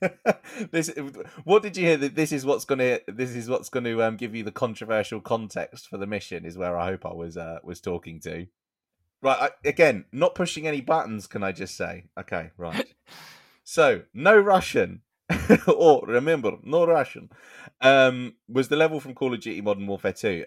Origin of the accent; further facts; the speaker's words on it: United Kingdom; we're British.